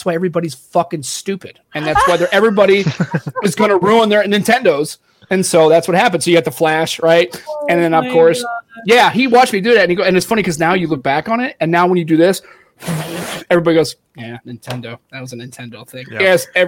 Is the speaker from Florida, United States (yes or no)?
no; St. Louis, Missouri, United States; I grew up in St. Louis.